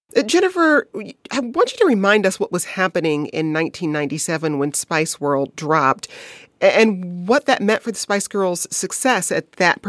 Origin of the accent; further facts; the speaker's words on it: Detroit, Michigan, United States; I am a Detroiter, born and raised.